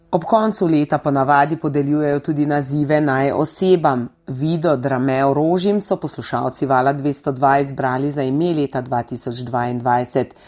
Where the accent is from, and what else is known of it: Slovenia